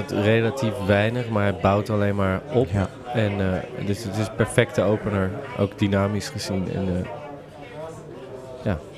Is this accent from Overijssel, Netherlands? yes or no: no; Westland, South Holland, Netherlands; Ik kom uit het Westland. Daar ben ik eh, opgegroeid.